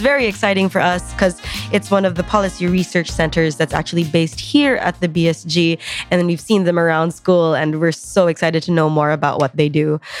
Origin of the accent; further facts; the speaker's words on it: Philippines; moved away as an adult; now in Oxford, United Kingdom; I'm an economist and policy researcher from the Philippines